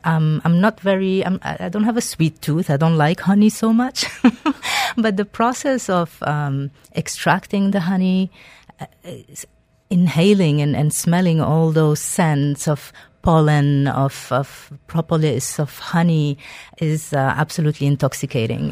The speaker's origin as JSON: {"language": "English", "country": "Algeria", "moved": "yes", "said": "I am originally from Algeria. a beautiful Mediterranean, uh, country"}